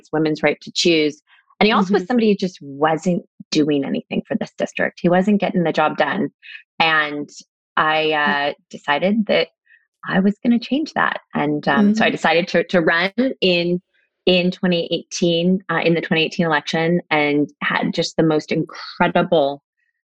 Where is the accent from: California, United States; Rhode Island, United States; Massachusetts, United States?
California, United States; La Mesa; moved away as an adult; also born or lived in Laguna Beach, California; I grew up in La Mesa, and was born and raised there